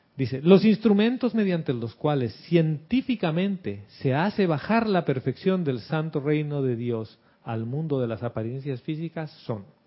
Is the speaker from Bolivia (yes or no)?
yes; Bolivia; now in Panama; de cuando era niño, de las dictaduras en Bolivia que nos levantábamos a las 4 de la mañana con mi mamá